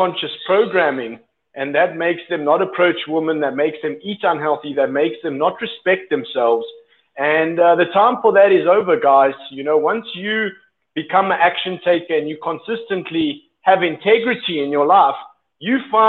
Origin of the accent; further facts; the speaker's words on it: South Africa; moved away as an adult; now in Colombia; I'm from South Africa